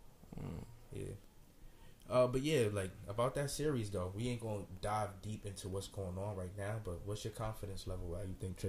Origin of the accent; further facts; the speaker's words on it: New York, United States; I just want to put it out there that as a New Yorker, that's regular, bro.